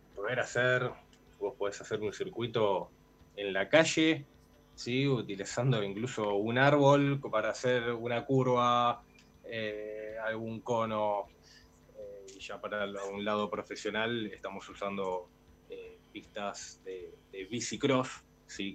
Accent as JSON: {"language": "Spanish", "region": "Buenos Aires", "country": "Argentina", "said": "Yo soy de Capital"}